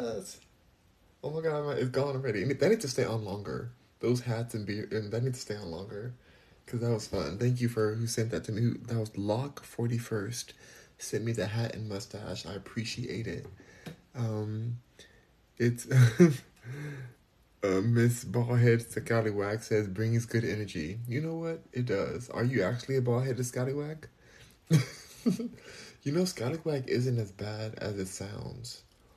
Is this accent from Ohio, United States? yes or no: no; Los Angeles, California, United States; moved away as an adult; now in Houston, United States; I'm born and raised in Los Angeles. Born and raised.